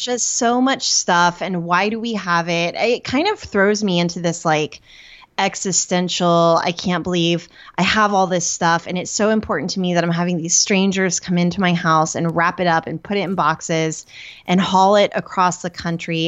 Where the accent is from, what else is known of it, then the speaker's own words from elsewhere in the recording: Norman, Oklahoma, United States; moved away as an adult; now in Detroit area, United States; Before that, I lived in Norman, Oklahoma. That's where I grew up